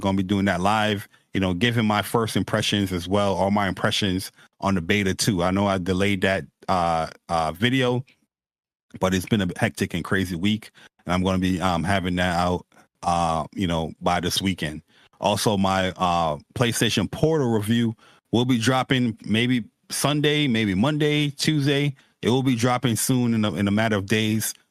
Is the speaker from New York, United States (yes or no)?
yes; New York, United States; me and Persona, we, we're, we're New Yorker dudes